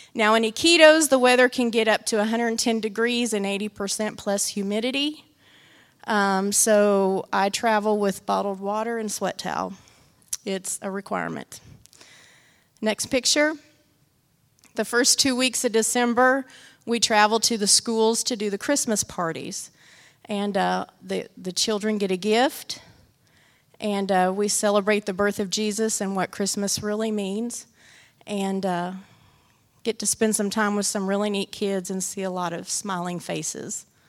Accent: Great Bend, Kansas, United States; moved away as an adult; now in Peru; when I was back in my hometown visiting

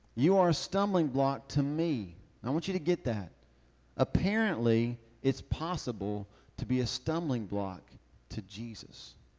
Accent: the South, United States; I'm from the South.

